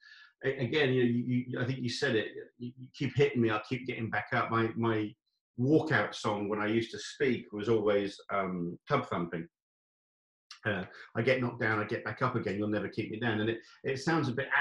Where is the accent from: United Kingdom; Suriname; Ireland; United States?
United Kingdom; England; moved away as an adult; also born or lived in Saudi Arabia / Chile; I'm English